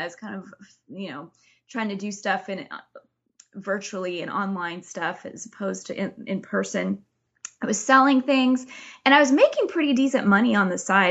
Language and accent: English; Oregon coast, United States; also born or lived in California; we moved back to my hometown on the Oregon coast